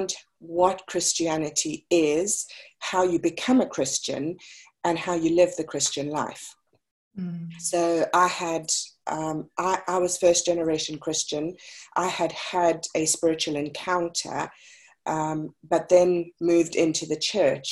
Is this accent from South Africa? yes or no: yes; South Africa; I was born and raised in South Africa.